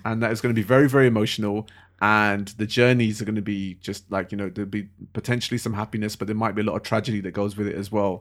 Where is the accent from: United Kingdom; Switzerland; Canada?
United Kingdom; London; I love being a Londoner